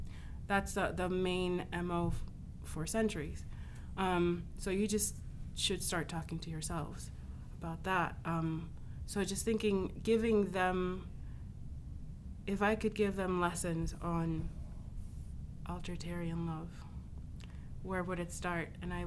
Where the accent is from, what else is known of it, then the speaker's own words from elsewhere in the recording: United States; being able to even question, posit those two questions only came out of growing up in the States.